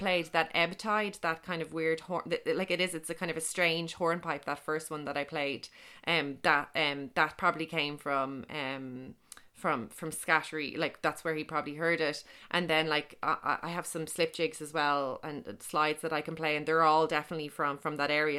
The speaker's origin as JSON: {"language": "English", "town": "Dublin", "region": "Leinster", "country": "Ireland", "tie": "born or raised there", "said": "I grew up in Beaumont in Dublin"}